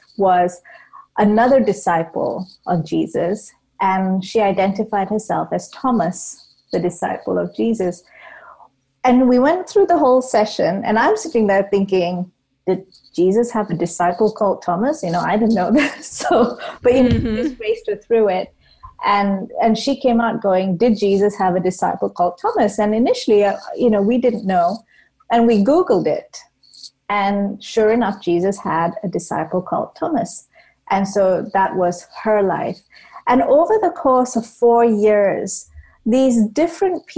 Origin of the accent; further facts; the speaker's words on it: Malaysia; now in United Kingdom; I grew up in Malaysia, and Malaysia is predominantly a Muslim country, and I grew up a Hindu